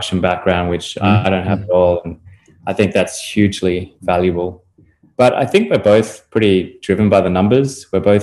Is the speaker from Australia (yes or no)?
yes; Australia; moved away as an adult; also born or lived in United Kingdom / Europe / Chicago; now in Florida, United States; the place where I grew up in Australia